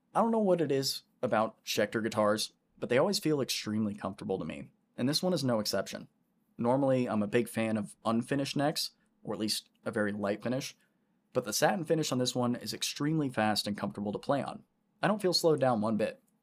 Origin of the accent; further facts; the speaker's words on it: Orlando, Florida, United States; I grew up right around Orlando in Central Florida